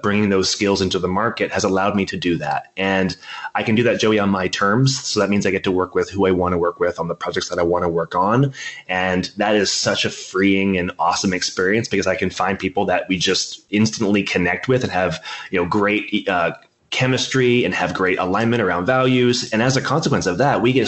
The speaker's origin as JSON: {"language": "English", "country": "Canada", "said": "I'm a Canadian."}